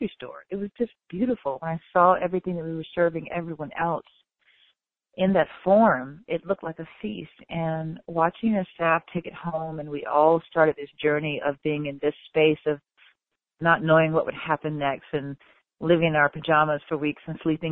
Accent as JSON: {"language": "English", "region": "the South", "country": "United States", "moved": "yes", "lives_now": "Chicago, United States", "said": "as a Southerner"}